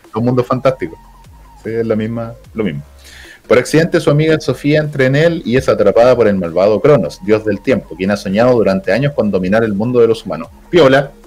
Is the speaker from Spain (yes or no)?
no; Chile; somos chilenos